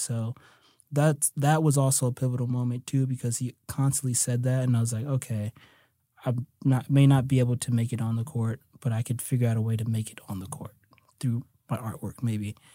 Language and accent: English; United States; also born or lived in New Jersey / New York; I grew up in New Jersey and New York